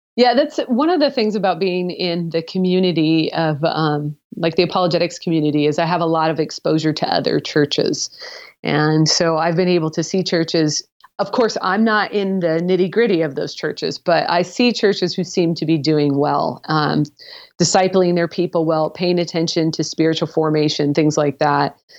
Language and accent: English; the Northwest, Pacific Northwest, United States; I am from the Northwest